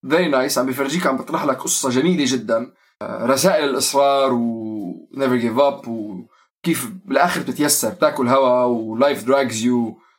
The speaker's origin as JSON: {"language": "Arabic", "country": "Syria", "said": "نحن كلياتنا سوري يعني مثل مثل الاوضاع والمشاكل والقصص اللي بتمر على كل خاصه المجتمعات اللي احنا قاعدين عايشين فيها"}